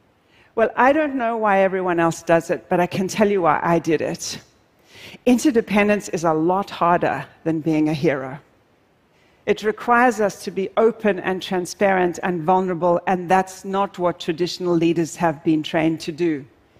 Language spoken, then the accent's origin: English; South Africa; I'm originally South African, and I'm deeply passionate about wildlife conservation